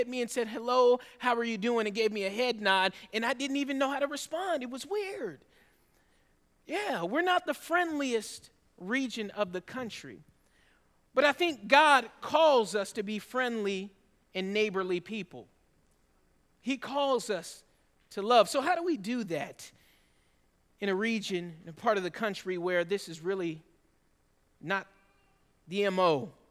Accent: Georgia, United States; also born or lived in Northern California; You see, I'm a Georgia boy at heart. I was born in Northern California, but raised in Georgia because of my dad's military service.

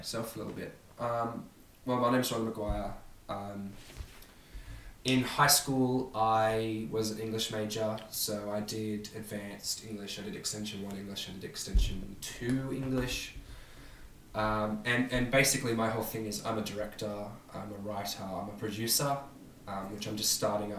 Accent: Sydney, New South Wales, Australia; I grew up in Sydney.

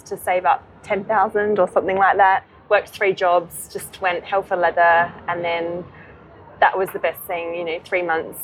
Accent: Adelaide, South Australia, Australia; moved away as an adult; also born or lived in London; now in Sydney, Australia; I'm originally from Adelaide in South Australia. And I grew up there, went to university there

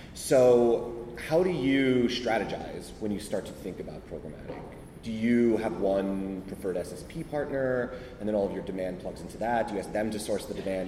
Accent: United States; I actually grew up across the river.

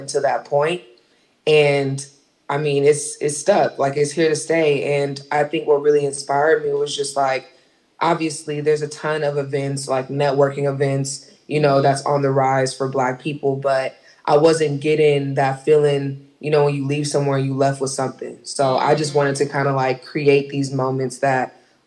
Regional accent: Inglewood, California, United States; I'm from Inglewood.

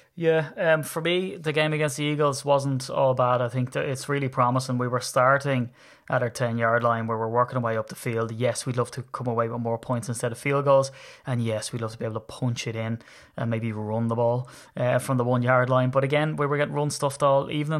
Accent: Ireland; I'm Irish

